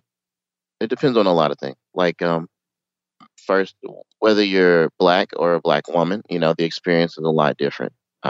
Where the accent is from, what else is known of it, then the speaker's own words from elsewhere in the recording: Knoxville, Tennessee, United States; moved away as an adult; now in Kanagawa, Japan; I'm from Tennessee, Knoxville.